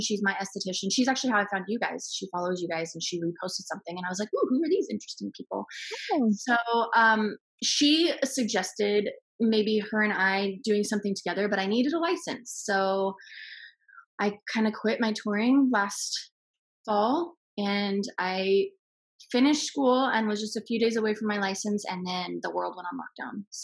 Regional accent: Portland, Oregon, United States; moved away as an adult; I'm from Portland originally

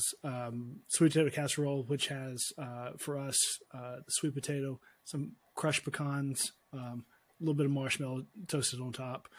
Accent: Alabama, United States; I grew up in Alabama. So those are my Southern credentials

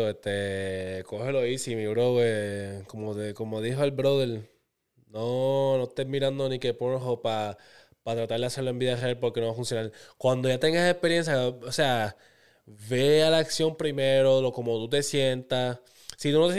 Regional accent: Bayamón, Puerto Rico; Soy de Bayamón y quiero mantenerme anónimo.

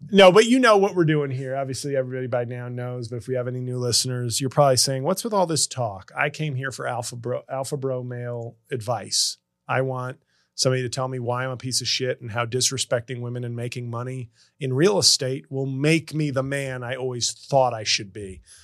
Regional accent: New York City, New York, United States; my hometown of New York City

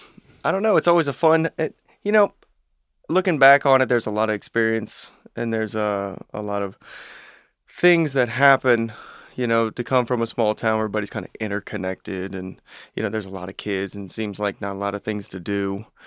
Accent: Fort Thomas, Kentucky, United States; growing up in Fort Thomas, it is that town within a bubble.

